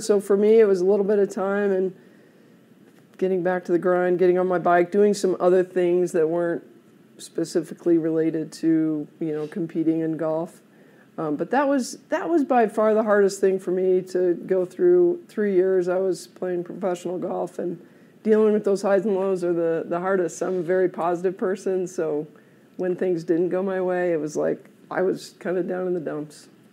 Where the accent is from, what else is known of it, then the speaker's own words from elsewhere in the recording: South Bend, Indiana, United States; moved away as an adult; also born or lived in Oklahoma; now in Colorado, United States; I grew up in Indiana, South Bend